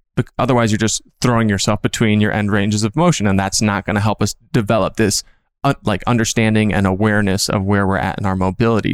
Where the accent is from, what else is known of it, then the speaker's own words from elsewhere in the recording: Minnesota, United States; moved away as an adult; now in California, United States; I'm from Minnesota